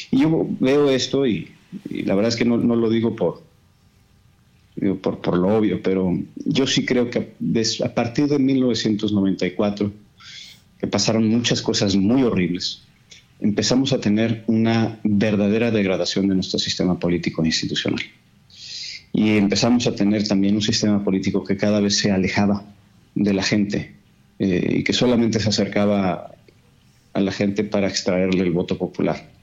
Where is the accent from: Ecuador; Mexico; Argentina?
Mexico; Pues, todos, todos somos mexicanos.